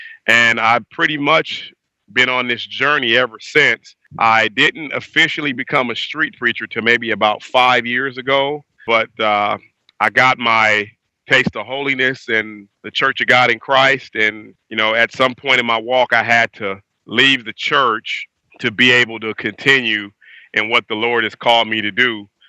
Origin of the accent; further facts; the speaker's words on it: Compton, California, United States; now in Inland Empire, United States; Well, I am from Los Angeles area, and particularly born and raised in Compton. and now reside in the Inland Empire area of California, like this would be Riverside, San Bernardino.